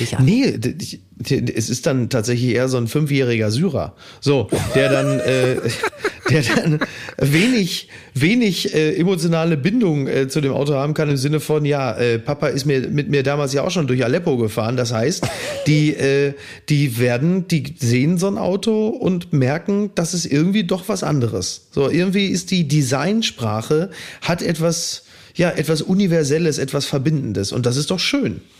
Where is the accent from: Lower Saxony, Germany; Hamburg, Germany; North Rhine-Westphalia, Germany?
North Rhine-Westphalia, Germany; Ruhr area; ich komme aus dem Ruhrgebiet